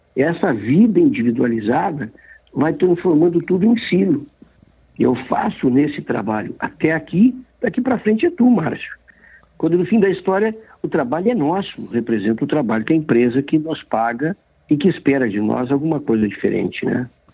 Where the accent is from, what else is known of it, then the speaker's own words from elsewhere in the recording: Brazil; nós somos brasileiros